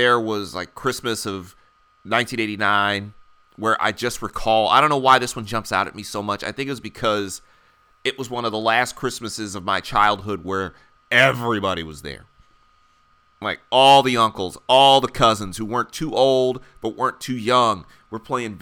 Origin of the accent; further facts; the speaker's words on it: Detroit, Michigan, United States; now in Philadelphia, United States; growing up in the Midwest